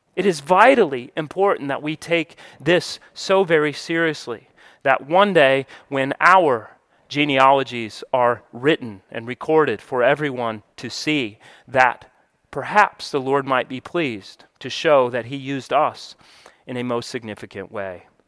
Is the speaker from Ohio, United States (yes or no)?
no; Colorado, United States; also born or lived in New Mexico / Georgia; now in Florida, United States; I was born and I grew up in Colorado most of my childhood. I lived in New Mexico a few years, lived in Georgia for twenty, and now I live in Florida